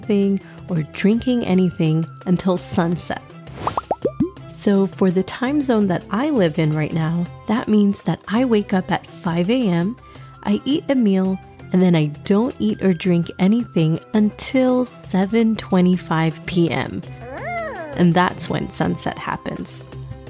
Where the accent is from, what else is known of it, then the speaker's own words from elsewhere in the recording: Texas, United States; I was born and raised in Texas, and my family is from India